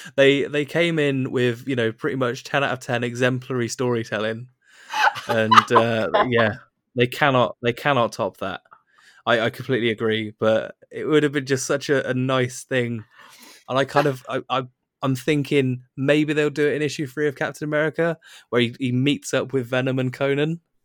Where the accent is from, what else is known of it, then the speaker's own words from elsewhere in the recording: United Kingdom; being a British person